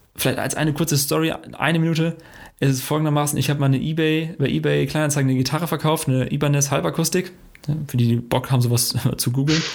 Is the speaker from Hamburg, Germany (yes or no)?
no; Friesland, Lower Saxony, Germany; ich bin aus Friese